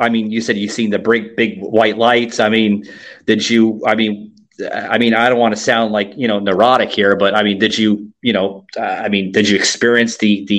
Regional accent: New York, United States; now in Florida, United States; I'm originally from New York, but I reside here in the Sunshine State, also known as the Freedom State of Florida.

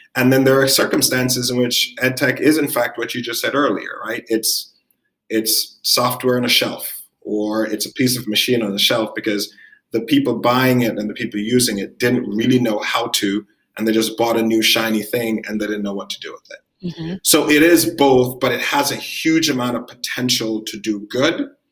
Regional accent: Jamaica; moved away; also born or lived in New York; I'm Jamaican. I was born in the Caribbean. I'm an immigrant. I came to New York.

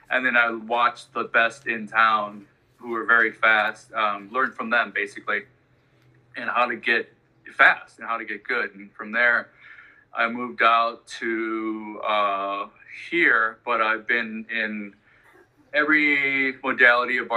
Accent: Chicago, Illinois, United States; now in Santa Barbara, United States; I'm from Chicago.

